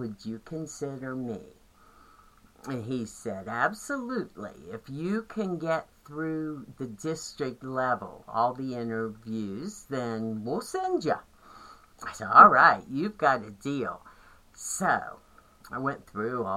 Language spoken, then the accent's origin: English; West Virginia, United States; growing up in a small town in the middle of West Virginia